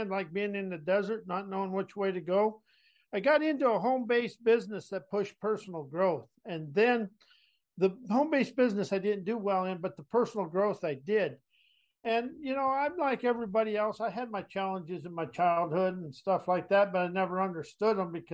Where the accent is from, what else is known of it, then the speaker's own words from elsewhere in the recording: South Dakota, United States; moved away; also born or lived in San Antonio, Texas; I was a cowboy from South Dakota.